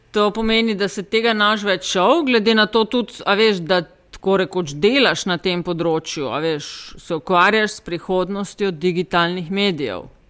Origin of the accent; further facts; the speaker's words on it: Slovenia; Smo Slovenci